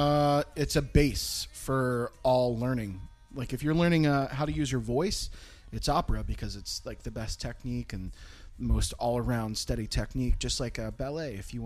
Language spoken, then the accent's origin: English; Philadelphia, Pennsylvania, United States; also born or lived in Florida / Virginia / Tennessee; Originally from Philly